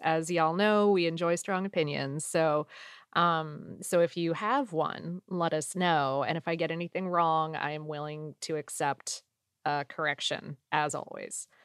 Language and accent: English; South Florida, United States; moved away as an adult; now in Atlanta, United States; I grew up in South Florida and went to college in Central Florida